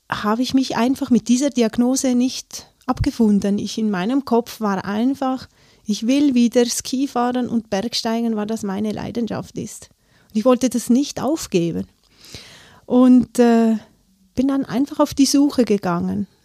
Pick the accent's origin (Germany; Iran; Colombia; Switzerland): Switzerland; Leukerbad, Valais; Ich bin in Leukerbad aufgewachsen.